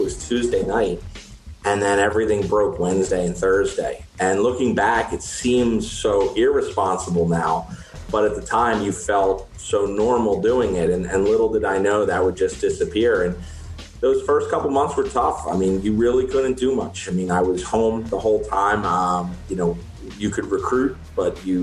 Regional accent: Westchester, New York, United States; I grew up in Westchester

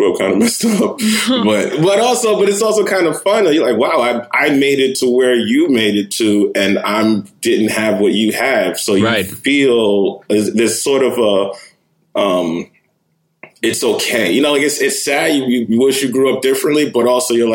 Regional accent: New York City, New York, United States; moved away; also born or lived in Jersey City, New Jersey; I grew up in Manhattan. I grew up in Lower East Side

